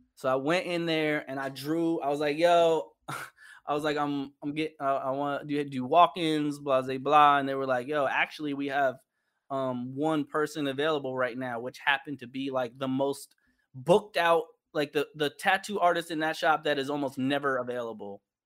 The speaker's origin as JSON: {"language": "English", "region": "New York", "country": "United States", "tie": "born or raised there", "moved": "as an adult", "lives_now": "Los Angeles, United States", "said": "currently I live in Los Angeles, and I'm born and raised in New York"}